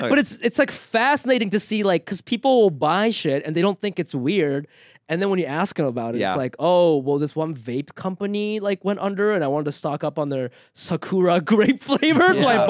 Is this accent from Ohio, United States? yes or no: yes; Ohio, United States; By the way, I'm from Ohio.